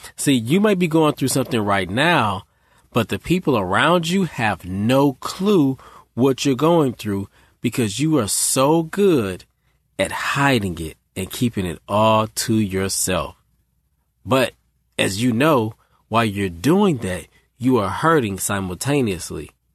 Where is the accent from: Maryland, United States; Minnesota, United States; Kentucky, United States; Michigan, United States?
Michigan, United States; now in Raleigh, United States; I'm from Michigan